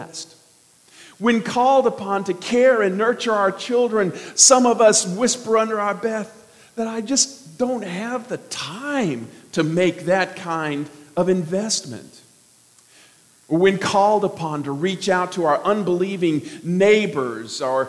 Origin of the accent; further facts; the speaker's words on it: Arkansas, United States; I'm from Arkansas